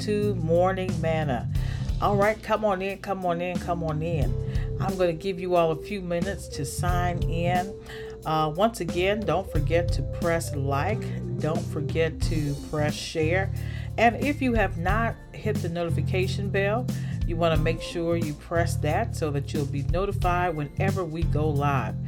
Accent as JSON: {"language": "English", "region": "the South", "country": "United States", "tie": "born or raised there", "said": "growing up in the South and at my grandmother's church"}